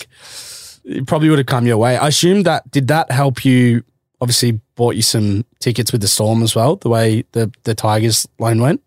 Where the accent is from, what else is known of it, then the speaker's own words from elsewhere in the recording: Melbourne, Victoria, Australia; also born or lived in Queensland; growing up in Melbourne